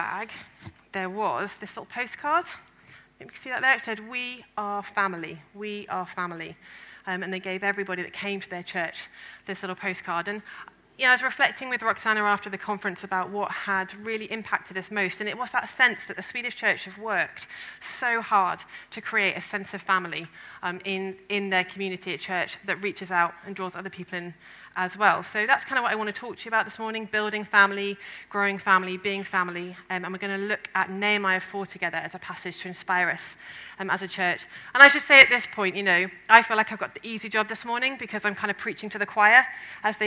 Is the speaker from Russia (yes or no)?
no; England, United Kingdom; Ben and I, as the English people